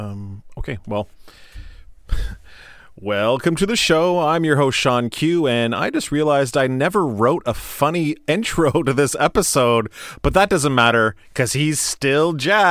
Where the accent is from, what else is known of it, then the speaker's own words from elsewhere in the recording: Canada; We are Canadian, so honor has a U.